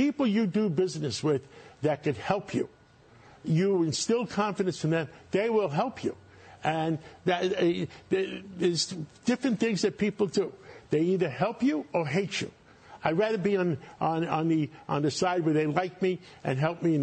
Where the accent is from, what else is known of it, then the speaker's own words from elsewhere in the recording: New York City, New York, United States; I started in Harlem. I grew up in Harlem in New York City